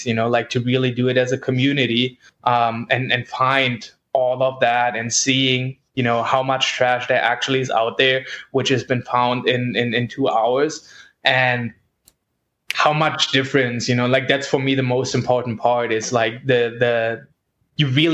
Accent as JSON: {"language": "English", "country": "Germany", "moved": "yes", "said": "I'm originally from Germany"}